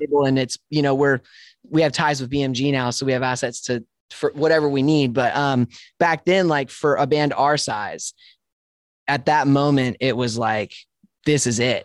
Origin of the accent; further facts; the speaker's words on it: Spokane, Washington, United States; moved away as an adult; also born or lived in Dallas, Texas; I was born in Spokane, Washington.